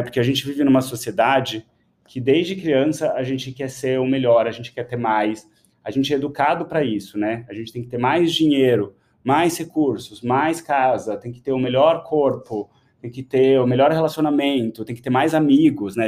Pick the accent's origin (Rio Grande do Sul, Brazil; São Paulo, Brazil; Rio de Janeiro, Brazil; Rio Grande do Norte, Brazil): São Paulo, Brazil; eu nasci em São Paulo